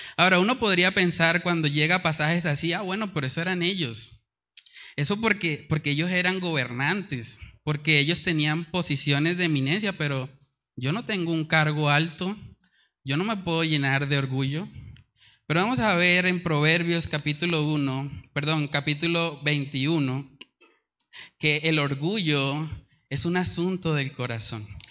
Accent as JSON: {"language": "Spanish", "country": "Colombia", "said": "nuestra cultura colombiana"}